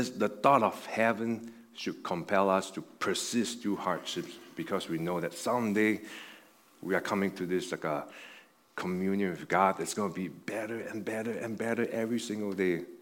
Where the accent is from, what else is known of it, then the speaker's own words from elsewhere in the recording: Buffalo, New York, United States; It's like some of you guys know, like I came from Buffalo. And in Buffalo, there's Niagara Falls there.